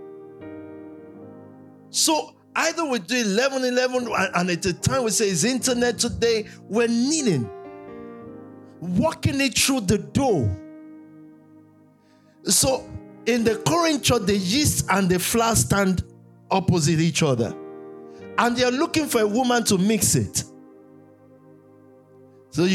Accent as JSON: {"language": "English", "country": "Nigeria", "tie": "born or raised there", "said": "growing up in Nigeria"}